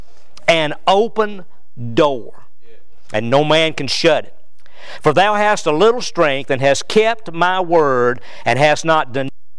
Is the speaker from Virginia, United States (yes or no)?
yes; Danville, Virginia, United States; moved away as an adult; also born or lived in Providence, North Carolina; now in Kentucky, United States; my hometown, which was Danville, Virginia